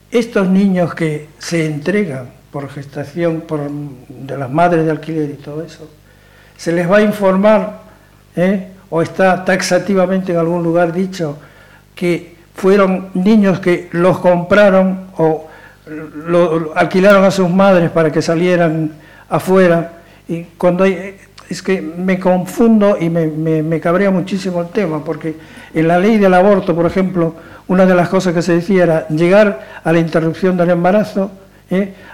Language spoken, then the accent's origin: Spanish; Argentina; yo soy mitad argentina y mitad gallego, se puede decir. Por lo tanto, tuve la mala pata de vivir el tema de Videla